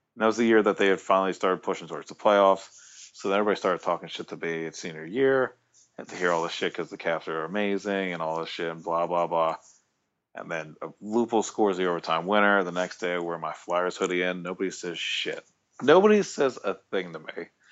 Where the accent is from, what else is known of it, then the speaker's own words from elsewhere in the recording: Maryland, United States; I grew up in Maryland